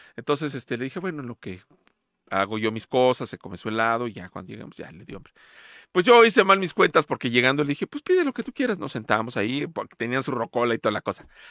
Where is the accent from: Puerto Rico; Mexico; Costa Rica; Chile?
Mexico; Mexico City; de mi niñez la viví en Villacuapa, en la unidad de Villacuapa